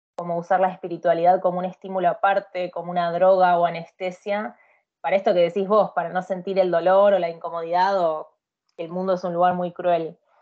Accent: Argentina; moved away as an adult; also born or lived in India; now in Sweden; Después volví a Argentina de sorpresa

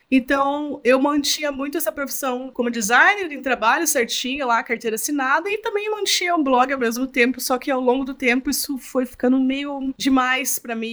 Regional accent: Curitiba, Paraná, Brazil; eu sou aqui de Curitiba mesmo

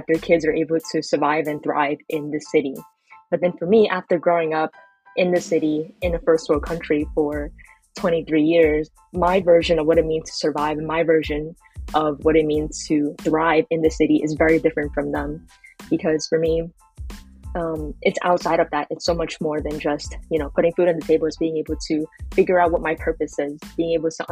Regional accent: New York City, New York, United States; I'm based in Brooklyn, New York, in the United States, and I was born and raised here

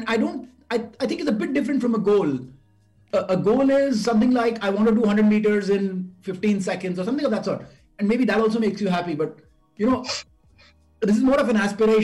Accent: India; I grew up in Sanar

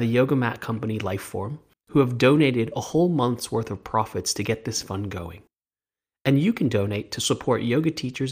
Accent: Los Angeles, California, United States; also born or lived in Wellington, New Zealand; now in London, United Kingdom; Even though I grew up in Los Angeles, I was raised in a Kiwi household

